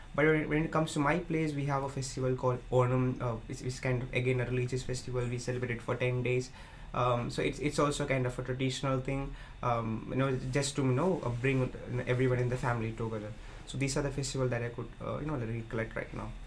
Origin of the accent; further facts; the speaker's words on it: southern India, India; moved away as an adult; now in Belgium; I'm from India, southern part of India.